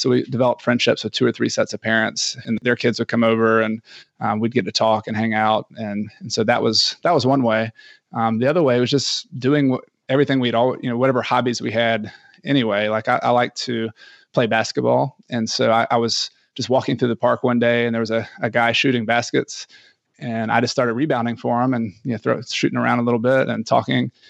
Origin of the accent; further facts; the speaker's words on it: Ecuador; And I am from Ecuador.